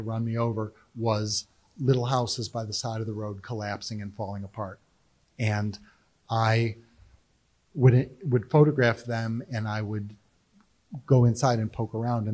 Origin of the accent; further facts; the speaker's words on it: Cleveland, Ohio, United States; now in Raleigh, United States; I grew up in Cleveland